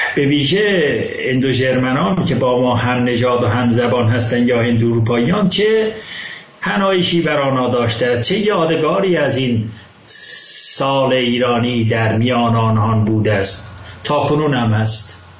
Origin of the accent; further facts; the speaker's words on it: Ardabil, Ardabil Province, Iran; من اردبیلی هستم